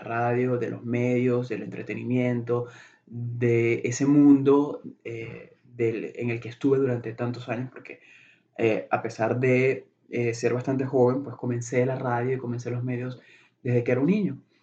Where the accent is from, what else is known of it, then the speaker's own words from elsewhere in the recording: Venezuela; moved away as an adult; now in Chicago, United States; soy eh, de, Venezuela, soy venezolano